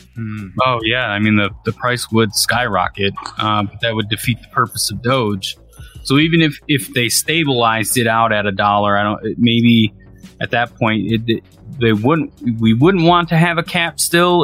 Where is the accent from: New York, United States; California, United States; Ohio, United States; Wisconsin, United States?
Wisconsin, United States; Racine; my hometown, Racine, Wisconsin